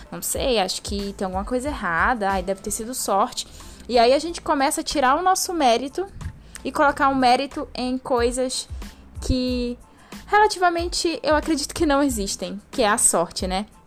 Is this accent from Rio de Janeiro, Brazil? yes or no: no; Santarém, Pará, Brazil; now in Londrina, Brazil; eu vim de Santarém, no Pará, vim morar em Londrina, aqui no Paraná, no norte paranaense